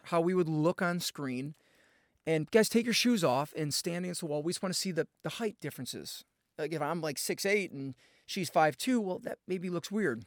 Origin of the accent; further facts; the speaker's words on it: outside of Chicago, Illinois, United States; moved away as an adult; also born or lived in Asheville, North Carolina; I grew up outside of Chicago.